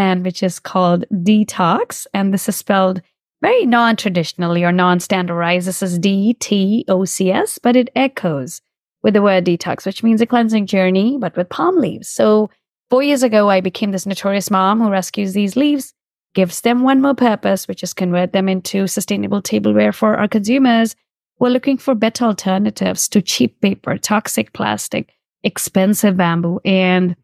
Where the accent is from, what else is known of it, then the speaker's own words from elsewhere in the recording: India; moved away; I was born in India